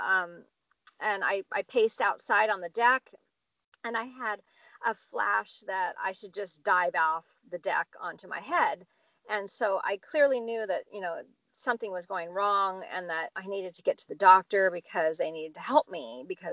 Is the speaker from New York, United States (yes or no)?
no; Santa Cruz, California, United States; moved away; my hometown, Santa Cruz, California